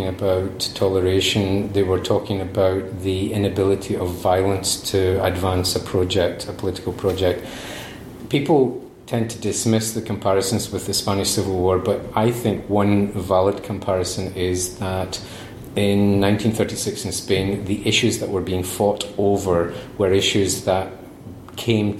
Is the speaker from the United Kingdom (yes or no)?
yes; Glasgow, Scotland, United Kingdom; I come from Glasgow